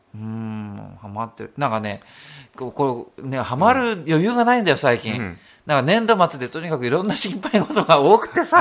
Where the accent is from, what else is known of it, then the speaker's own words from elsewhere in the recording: Hokuriku, Japan; 出身が北陸でしょ？